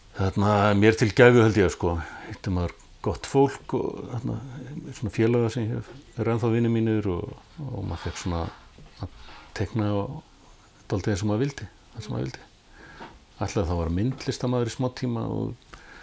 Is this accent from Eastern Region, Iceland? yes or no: no; Reykjavík, Capital Region, Iceland; Ég ólstu upp á Sogaveginum í Þýkörfi og, og eh, bjóð þar til alveg til tvítugs